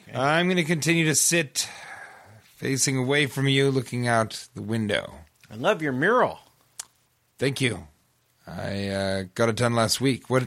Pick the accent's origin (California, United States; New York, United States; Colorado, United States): California, United States; Bay Area; moved away; Yeah, well, I'm from the Bay Area originally.